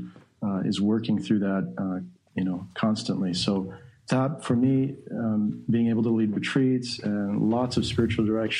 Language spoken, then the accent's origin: English; Chicago suburbs, Illinois, United States; I was raised in Chicago suburbs